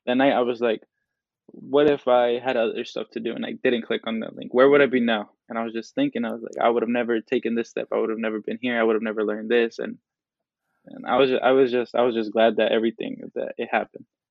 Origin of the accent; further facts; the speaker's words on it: Oakland, California, United States; Latino male from El Salvador, uh, born and raised in Oakland, California